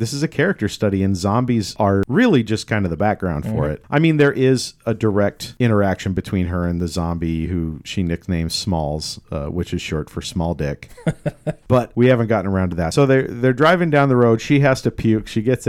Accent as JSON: {"language": "English", "town": "Elk", "country": "United States", "tie": "born or raised there", "said": "I grew up in Elk, and, you know, it's all farm boy country out there, and we all have guns lying around."}